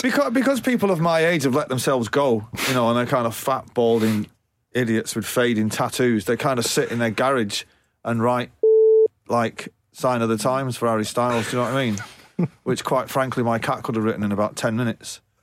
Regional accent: Manchester, North West England, United Kingdom; my hometown in Manchester

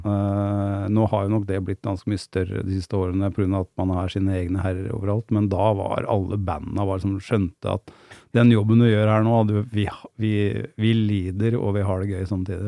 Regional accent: Gjerdrum, Akershus, Norway; also born or lived in Lillestrøm; da bodde vi i Gjerdrum

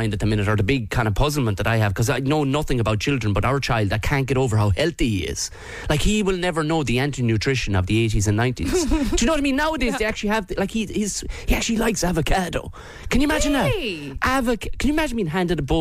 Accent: Tipperary, Munster, Ireland; I'm from Tipperary

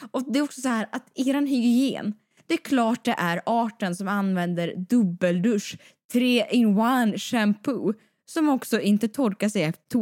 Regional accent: Siberia, Russia; Jo, jag vet. Jag är från Sibirien.

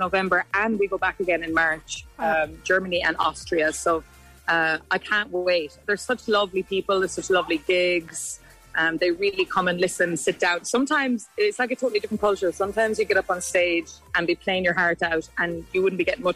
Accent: County Mayo, Connacht, Ireland; growing up in the West Coast, a town called Ballymount, County Mayo.

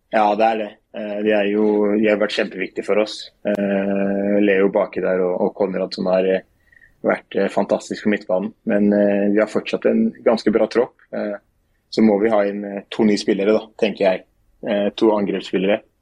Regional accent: Oslo, Norway; moved away as an adult; now in Skien, Norway; Det er jo Oslo der jeg kommer fra

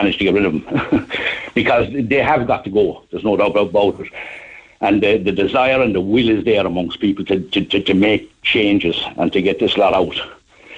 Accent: Youghal, Munster, Ireland; I'm from Yall. I live in Yall

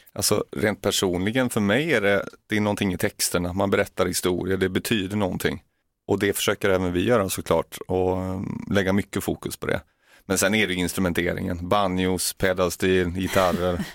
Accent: Munkedal, Västra Götaland, Sweden; moved away as an adult; now in Åseda, Sweden; Från Uddevalla från början, eller Munkedal utanför Uddevalla

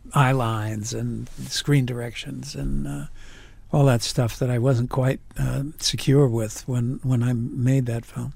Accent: New York, United States; moved away as an adult; I grew up in the Bronx

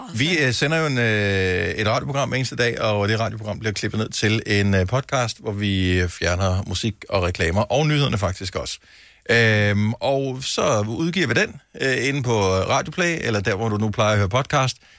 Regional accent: Funen, Southern Denmark, Denmark; jeg er opvokset på Fyn

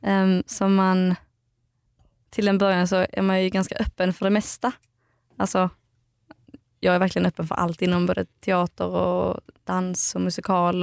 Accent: outside Eslöv, central Skåne, Sweden; moved away; Jag kommer från eh, Skåne. Mitten, i Skåne, mitten på Skåne typ

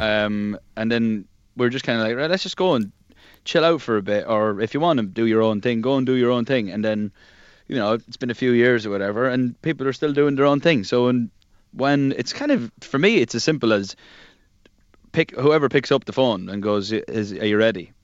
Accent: Ireland; being Irish

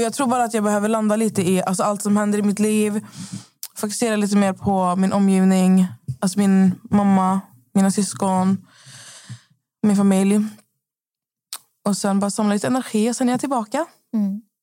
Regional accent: Skövde, Västra Götaland, Sweden; moved away; Jag var ju hemma i Skövde i fyra dagar

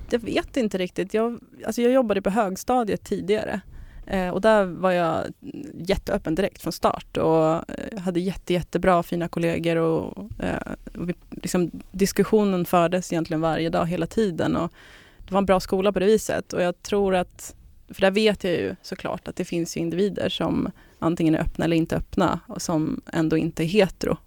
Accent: Södertälje, Stockholm County, Sweden; moved away as an adult; now in Trosa, Sweden; Södertälje är jag ifrån

